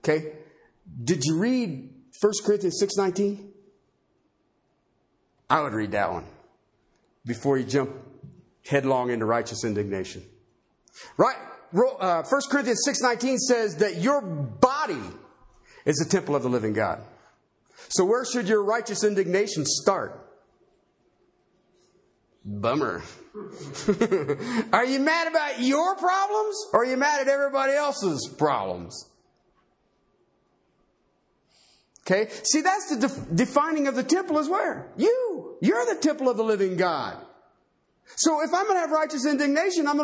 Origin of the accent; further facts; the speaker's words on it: Ohio, United States; I grew up in Ohio